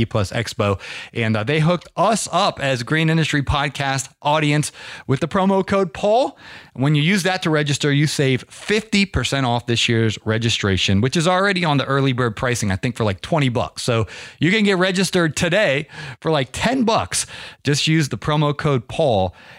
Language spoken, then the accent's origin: English; Ohio, United States; now in Georgia, United States; I'm originally from Ohio, but I've been acclimated to Georgia.